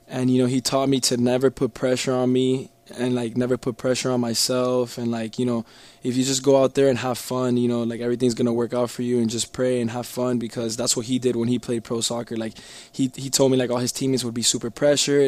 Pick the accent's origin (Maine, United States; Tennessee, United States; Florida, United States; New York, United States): Florida, United States; Miami; I grew up in Miami